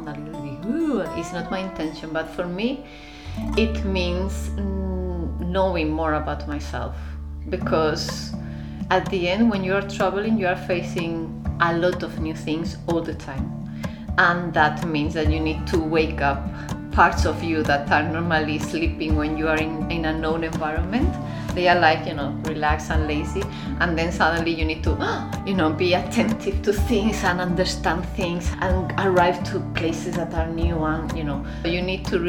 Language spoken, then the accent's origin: English; Spain; moved away as an adult; also born or lived in Germany / Barcelona, Spain / London, United Kingdom / Tokyo, Japan; now in Iceland; My family is Spanish, but they were living in Germany, my parents, for 6 years, my mother, 10, my father. They immigrated and then they have a job, and then after some time they went back to Spain